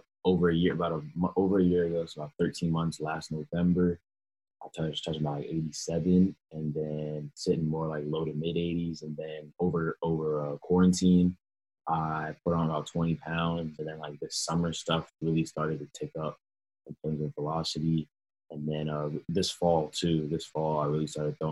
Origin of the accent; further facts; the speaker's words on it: Atlanta, Georgia, United States; also born or lived in New York; I had just moved to Atlanta, Georgia. Obviously, I was born in New York